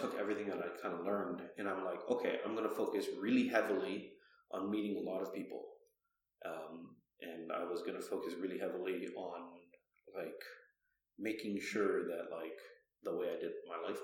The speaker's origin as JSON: {"language": "English", "town": "Toronto", "region": "Ontario", "country": "Canada", "tie": "born or raised there", "said": "I grew up in Toronto"}